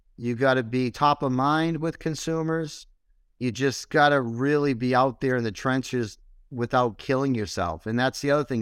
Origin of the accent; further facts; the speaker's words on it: Boston, Massachusetts, United States; moved away; also born or lived in Syracuse; I wasn't from Syracuse. I'm originally from Boston. So I moved to Syracuse.